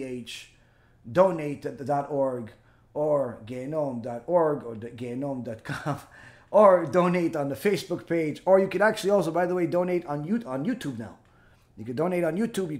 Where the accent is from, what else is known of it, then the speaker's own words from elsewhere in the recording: Israel; I was born in Israel. I was, I speak Hebrew.